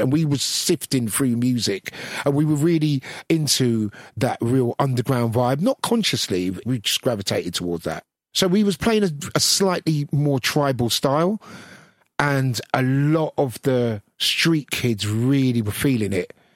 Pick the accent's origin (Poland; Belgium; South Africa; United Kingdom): United Kingdom; London; growing up in Brixton